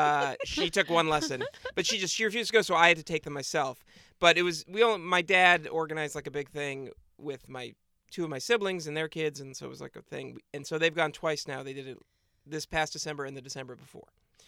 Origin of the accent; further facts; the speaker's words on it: New England, United States; I mean, I grew up skiing in New England, but then as an adult, I haven't skied at all.